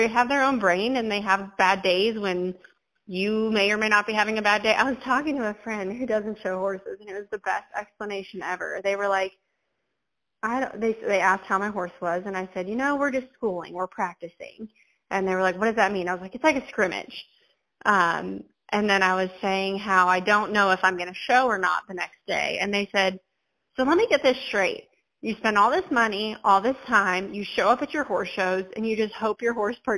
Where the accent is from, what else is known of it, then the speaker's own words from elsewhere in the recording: California, United States; moved away; I'm from California